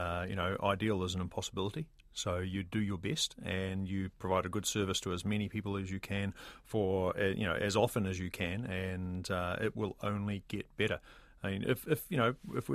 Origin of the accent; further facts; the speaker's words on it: New Zealand; as a New Zealander